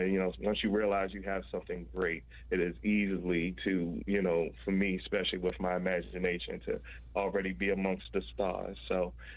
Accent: Washington, District of Columbia, United States; I was born and raised in Washington, D.C.

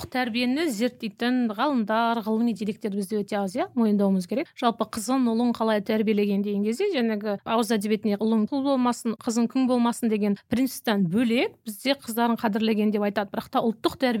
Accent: Kazakhstan; біз қазақ халқы

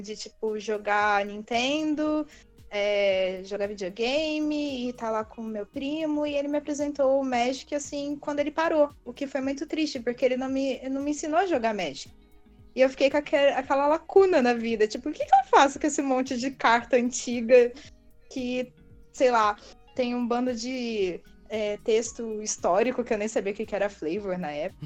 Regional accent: Petrópolis, Rio de Janeiro, Brazil; also born or lived in Bauru, São Paulo; eu atu atualmente moro em Petrópolis, no Rio de Janeiro. Fui criada aqui, apesar de ser nascida no interior de São Paulo, sou bauruense.

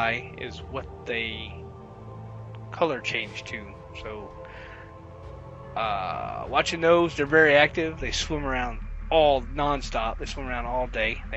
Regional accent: the South, United States; I'm from the South

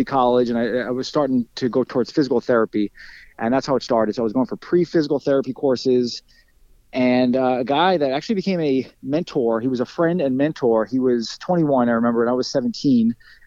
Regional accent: Lindenhurst, New York, United States; I've never moved. So I was born in Lindenhurst, New York, which is where I still live

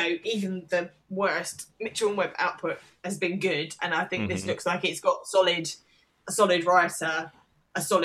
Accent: United Kingdom; as a Brit

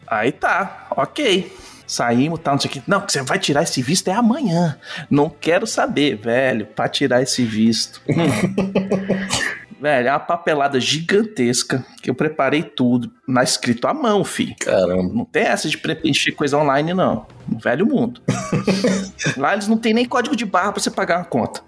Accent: Brazil; moved away as an adult; also born or lived in England; eu sou brasileiro

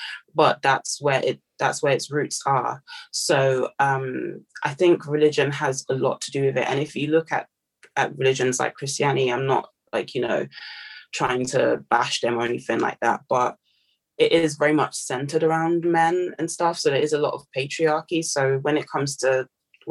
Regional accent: Nigeria; now in United Kingdom; I'm Nigerian

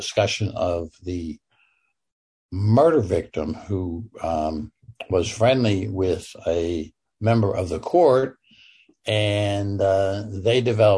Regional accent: Pittsburgh, Pennsylvania, United States; I'm from Pittsburgh

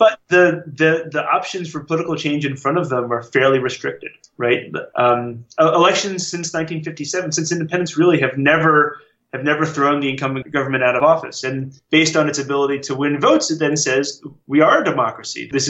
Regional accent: United States; as an American

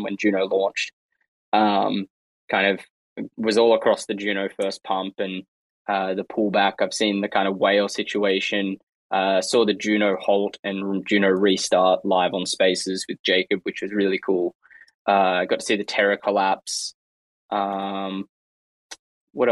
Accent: Australia; I'm Australian

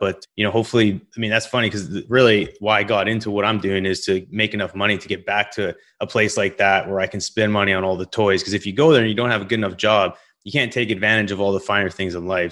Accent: Western Canada, Canada; moved away; also born or lived in Gulf of Mexico coast; I'm from, originally from Western Canada.

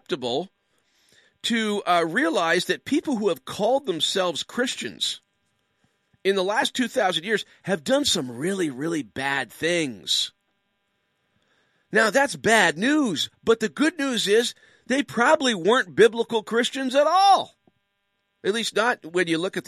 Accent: Canada; also born or lived in Ottawa (Capital Region); we are distinctively Canadian

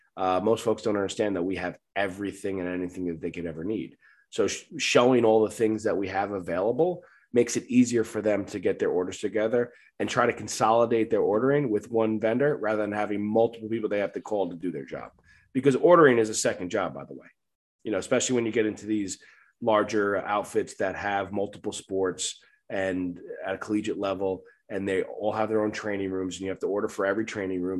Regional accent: Long Island, New York, United States; moved away; I'm from Long Island, New York

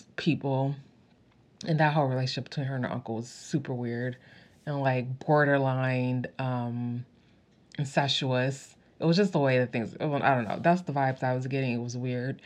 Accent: United States; I'm not from like England or like the UK or anything, I'm from America

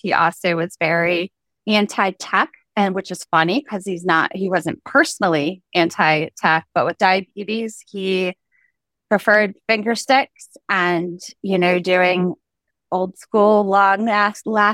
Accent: Virginia, United States; now in Baltimore, United States; grew up in Virginia, and now I'm a little bit north of that in Baltimore.

